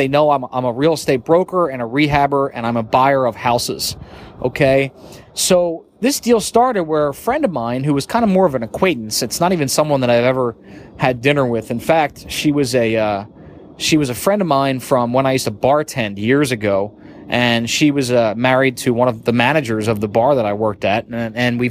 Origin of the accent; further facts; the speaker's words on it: New Jersey, United States; I grew up in South Jersey